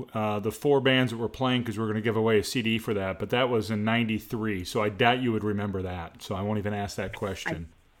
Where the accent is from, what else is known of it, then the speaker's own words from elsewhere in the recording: Speedway, Indiana, United States; Okay, I'm from Speedway originally.